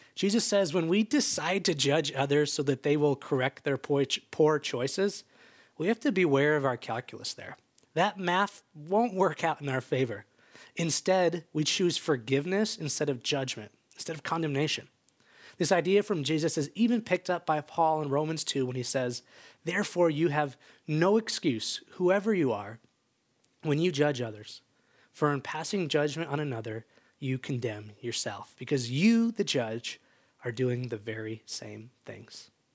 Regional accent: just outside Chicago, Illinois, United States; now in Bend, United States; I grew up just outside Chicago as the youngest of three boys

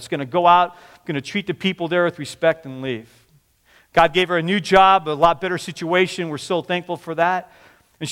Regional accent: Washington, United States; also born or lived in Oregon / Seattle / Kirkland; growing up in Washington. I went to school in Oregon, moved back to Seattle.

